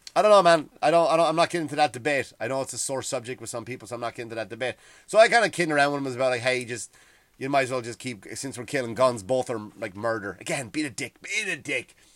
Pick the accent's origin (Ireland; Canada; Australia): Ireland; moved away as an adult; now in United States; I used to grow up kind of, like, hating England because I was told to, right? You were told to hate England because what they did to Ireland.